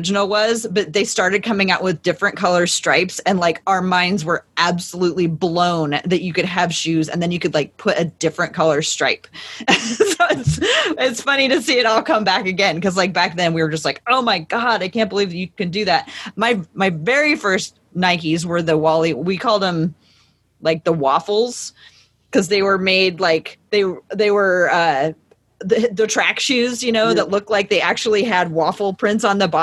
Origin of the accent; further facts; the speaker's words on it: Portland, United States; I grew up in Portland